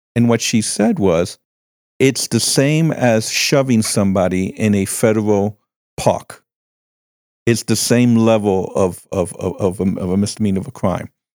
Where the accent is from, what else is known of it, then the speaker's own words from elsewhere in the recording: Cuba; now in United States; I was born in Cuba